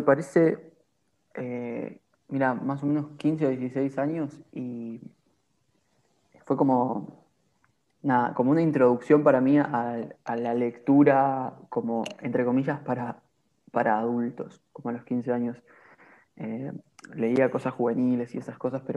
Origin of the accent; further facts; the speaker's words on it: Argentina; como argentinos